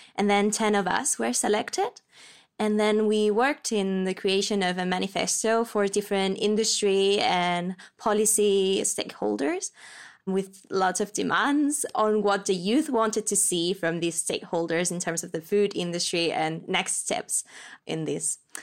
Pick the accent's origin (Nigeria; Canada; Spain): Spain; moved away as an adult; now in Copenhagen, Denmark; I'm twenty-five and I come from Spain. I'm currently based in Copenhagen